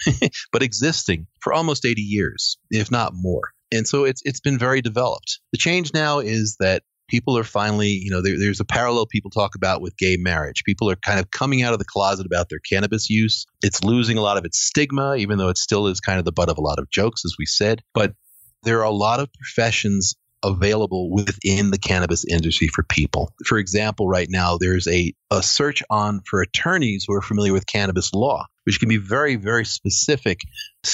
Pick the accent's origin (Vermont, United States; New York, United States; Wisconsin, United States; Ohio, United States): New York, United States; New York City; moved away; also born or lived in New England; I grew up in New York City